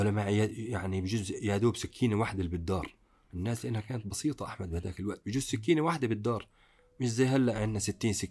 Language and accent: Arabic; Palestine; انا ما بحكي هيك لاني انا فلسطيني